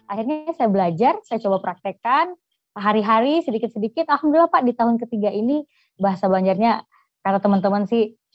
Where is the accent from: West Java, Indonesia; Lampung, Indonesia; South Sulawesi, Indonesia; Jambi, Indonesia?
Jambi, Indonesia; now in South Kalimantan, Indonesia; karena saya dari Jambi.